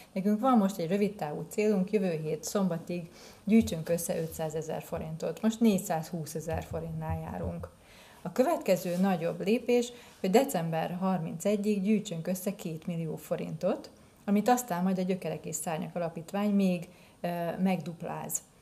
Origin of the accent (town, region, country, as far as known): Nyíregyháza, Szabolcs-Szatmár-Bereg, Hungary